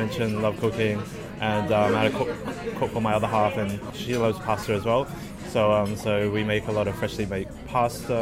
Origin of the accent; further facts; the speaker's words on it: Australia; now in London, United Kingdom; I grew up in Australia